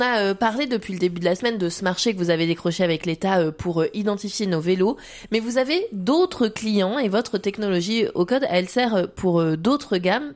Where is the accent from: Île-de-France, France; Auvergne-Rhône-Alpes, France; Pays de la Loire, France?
Pays de la Loire, France; Vendée; chez nous en Vendée